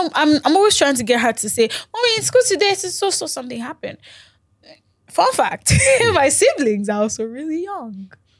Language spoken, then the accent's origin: English; Lagos, Nigeria; So I come from Lagos, they come from Osun, we meet in Ibadan.